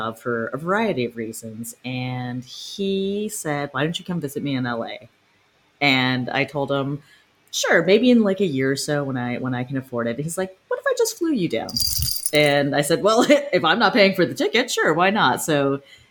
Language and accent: English; Newmarket, Ontario, Canada; now in Los Angeles, United States; technically I was born and raised in Newmarket, Ontario, which is just north of Toronto.